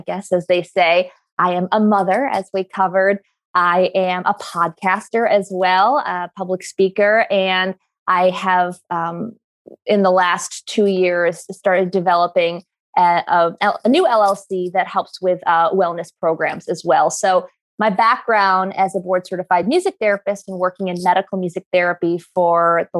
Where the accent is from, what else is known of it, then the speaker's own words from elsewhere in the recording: New York, United States; where I grew up in New York